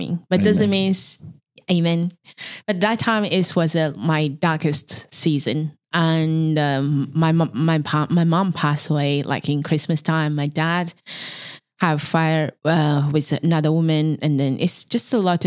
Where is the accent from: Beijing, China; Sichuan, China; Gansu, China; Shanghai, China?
Beijing, China; English is a second language; moved away as an adult; also born or lived in Mongolia; now in Melbourne, Australia; So I was born in Mongolian, and then I grew up in China, mainland Beijing.